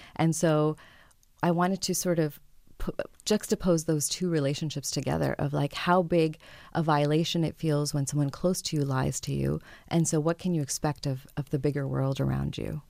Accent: France; now in Toronto, Canada; I grew up in France

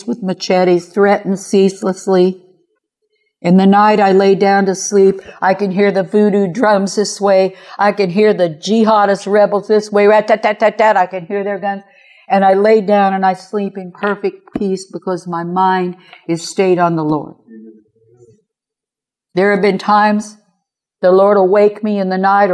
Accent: Kansas City, Missouri, United States; I'm from Kansas City, by the way, Kansas City, Missouri.

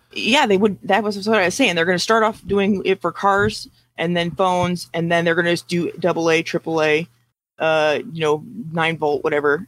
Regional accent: United States; we're American

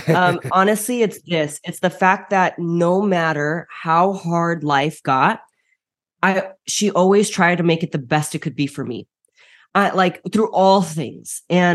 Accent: Chicago, Illinois, United States; I am first generation Bulgarian, born and raised in Chicago. And so my entire family is overseas currently. Now I'm the lone wolf.

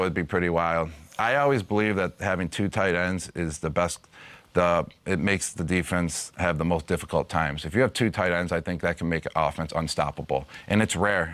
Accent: Buffalo, New York, United States; born or raised there

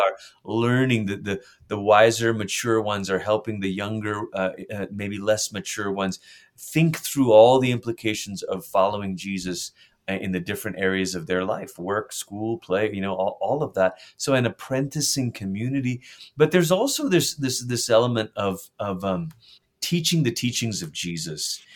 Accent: Malaysia; moved away; I grew up in Malaysia

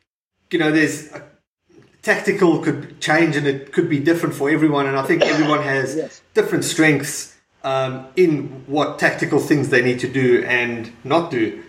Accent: South Africa; now in Perth, Australia; I'm from South Africa and I'm living in Perth

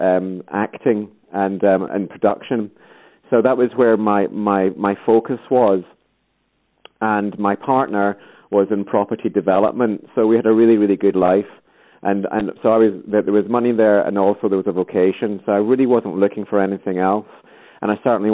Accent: Scotland, United Kingdom; accent: Scottish; I'm Scottish as well, you can probably tell from the accent.

